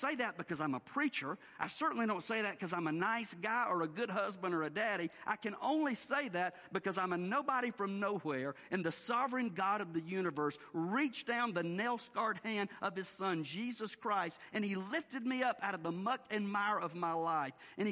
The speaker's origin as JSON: {"language": "English", "region": "the South", "country": "United States", "tie": "born or raised there", "said": "the way we were raised to do in the South"}